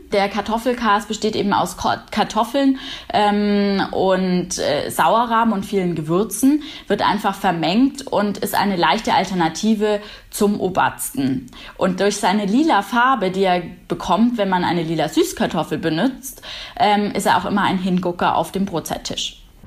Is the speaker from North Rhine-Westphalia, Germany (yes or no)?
no; Munich, Bavaria, Germany; Weiß-Blau steht für meine Heimat. Heimat ist Bayern und äh, München im Besonderen. Hier lebe ich